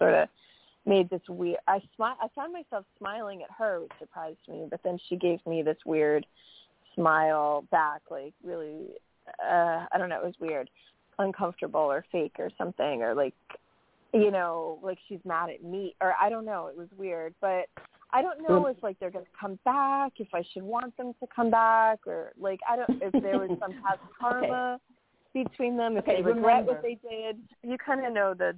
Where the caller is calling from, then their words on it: New York, United States; from New York.